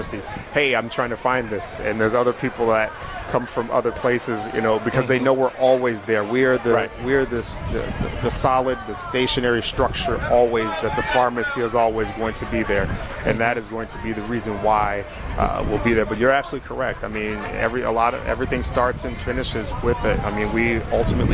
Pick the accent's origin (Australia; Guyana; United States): United States; Milwaukee, Wisconsin; I am born, raised here right out in Milwaukee, Wisconsin